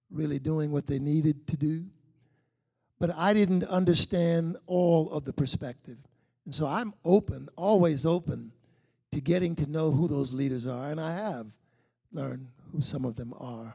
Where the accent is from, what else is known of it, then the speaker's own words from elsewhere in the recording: Charleston, South Carolina, United States; moved away as an adult; now in Charlotte, United States; a young kid growing up in Charleston, South Carolina, back in the 50s